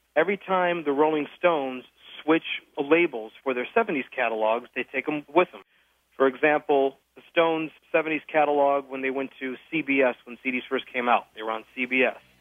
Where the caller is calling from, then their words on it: Phoenix, Arizona, United States; I'm calling from Phoenix, Arizona